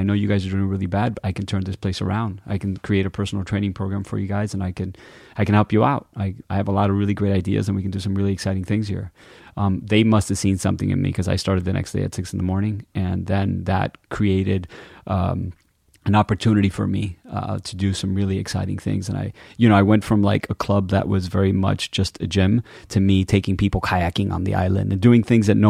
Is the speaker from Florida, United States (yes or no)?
yes; Miami, Florida, United States; born and raised in Miami. My parents are Cuban. They came from Cuba in the late 50s.